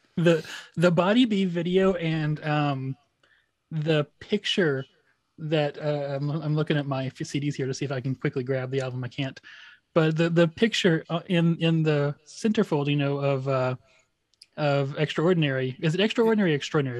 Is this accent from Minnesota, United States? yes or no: no; Wichita Falls, Texas, United States; now in Austin, United States; I'm from Wichita Falls, which has about a hundred thousand people